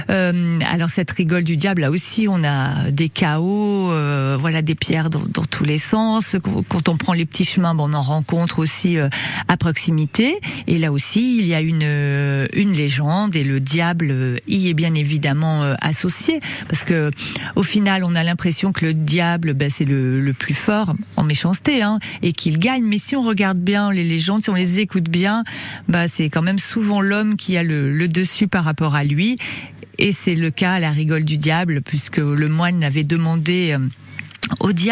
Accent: Creuse, Nouvelle-Aquitaine, France; surtout chez nous en Creuse.

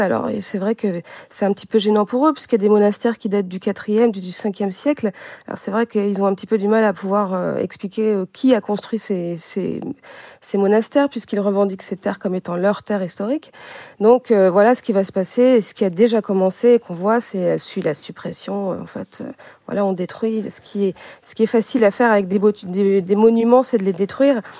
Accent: France; first language Armenian; je suis française, mais je partage une langue maternelle avec tous toutes ces réfugiés

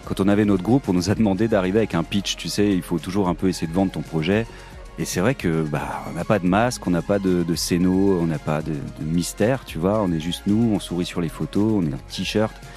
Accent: Haut-Rhin, Grand Est, France; Julien et moi, en tout cas, on a grandi dans le Haut-Rhin, dans des petits bleds

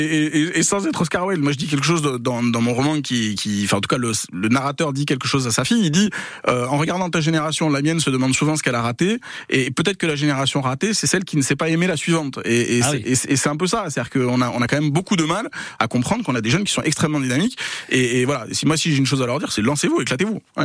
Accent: Pau, Nouvelle-Aquitaine, France; moved away as an adult; also born or lived in Paris; je suis né j'ai grandi à Pau

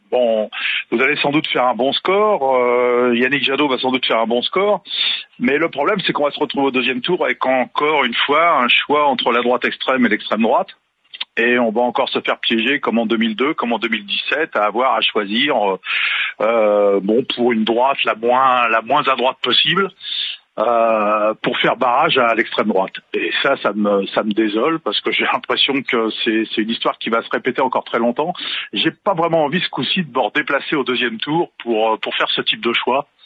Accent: Paris, Île-de-France, France; born or raised there; now in Dordogne, France

